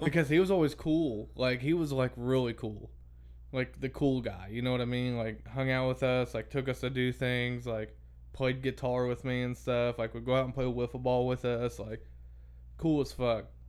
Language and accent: English; Brownstown, Indiana, United States; also born or lived in Crothersville, Indiana; We moved from Crothersville to out in the country in Crothersville. We moved into my aunt and uncle's house that they built. So it wasn't real old. And then when we moved from there to Brownstown